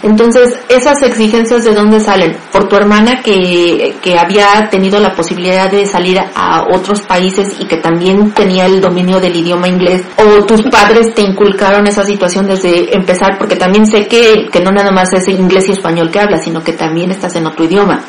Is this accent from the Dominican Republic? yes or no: no; Mexico; somos mexicanas